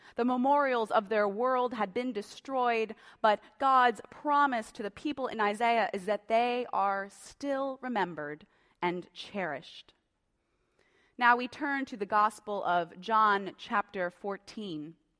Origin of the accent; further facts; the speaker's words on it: Tulia, Texas, United States; now in Colorado, United States; I was born in Tulea, Texas